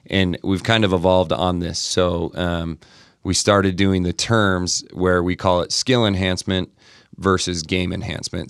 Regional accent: Montana, United States; now in Utah, United States; I grew up in Montana, um, I had older brothers and sisters

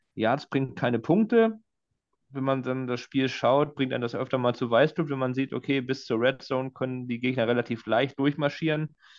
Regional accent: Northern Germany, Germany; als Norddeutscher und einer, des, der des Plattdeutschen Mächtiges

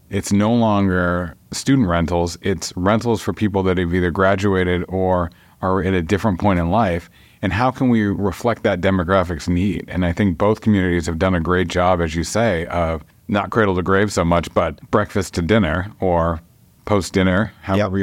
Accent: Dover, New Hampshire, United States; I grew up on Dover Point

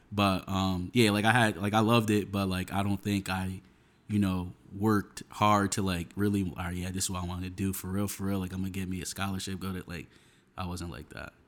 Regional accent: Union, New Jersey, United States; also born or lived in Westfield, New Jersey; I grew up in, in Union, New Jersey

